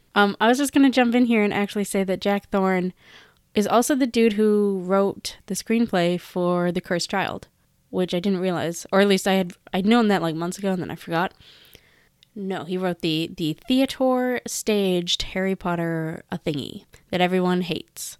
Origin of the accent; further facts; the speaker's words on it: Canada; I'm Canadian